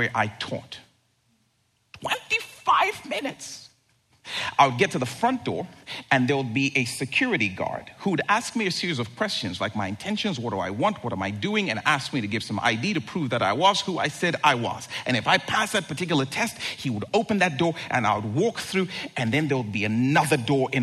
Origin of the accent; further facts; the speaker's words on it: Zambia; moved away; I grew up in Zambia, and at our home, we had a brick wall that surrounded the entire property